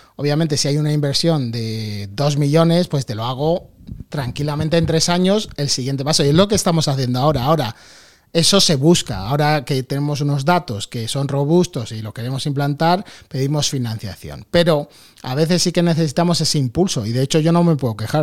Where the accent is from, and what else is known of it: Madrid, Community of Madrid, Spain; born or raised there; also born or lived in New York, United States